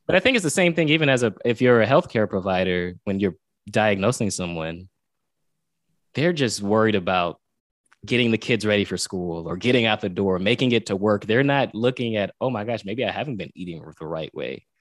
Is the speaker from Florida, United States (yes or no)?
yes; Pompano Beach, Florida, United States; I'm from South Florida, Pompano Beach, Florida